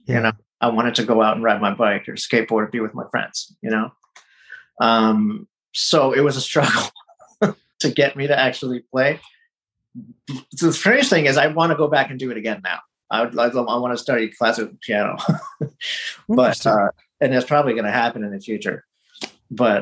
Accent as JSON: {"language": "English", "country": "United States", "tie": "born or raised there", "said": "I don't think they expected for me to become as American as I did, I guess. But I mean, they brought me up here."}